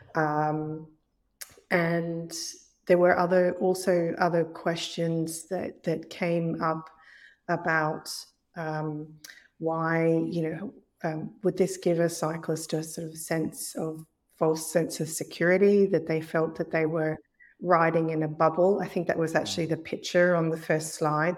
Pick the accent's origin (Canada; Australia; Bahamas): Australia; Brisbane, Queensland; accent: Australian; moved away as an adult; now in Northern Ireland, United Kingdom; in Brisbane, in, in my hometown